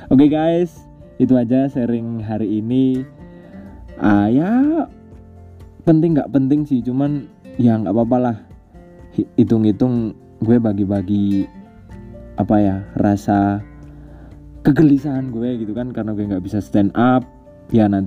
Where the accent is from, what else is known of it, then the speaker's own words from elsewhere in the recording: Wonosobo, Central Java, Indonesia; budaya kalau kayak gue orang Wonosobo budaya sarungan kemudian budaya ngomong pakai bahasa Jawa gitu kan